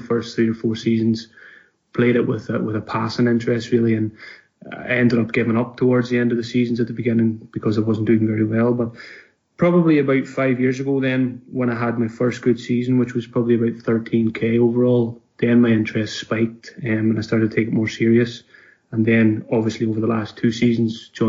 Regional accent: Donegal, Ulster, Ireland; moved away as an adult; now in Glasgow, United Kingdom; I'm from Donegal in Ireland, but I've been living in Glasgow now for the last just over 2 years now.

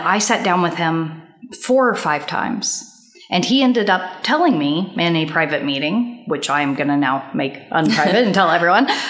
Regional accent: Kansas, United States; moved away; my home state

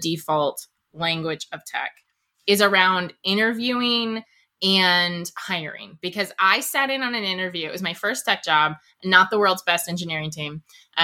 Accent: East Coast, United States; I'm from the East Coast

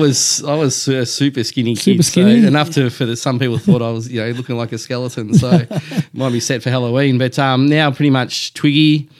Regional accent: Melbourne, Victoria, Australia; born or raised there; also born or lived in Perth, Western Australia

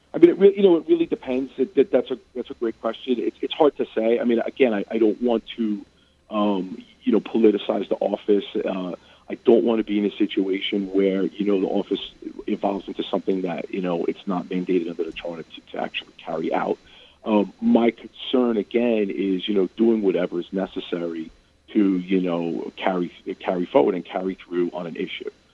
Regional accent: New York City, New York, United States; There was a subway station where I grew up in Brooklyn.

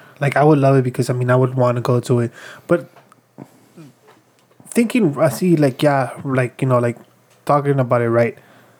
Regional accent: Chicago, Illinois, United States; I love Chicago. I grew up here. I was born here and everything.

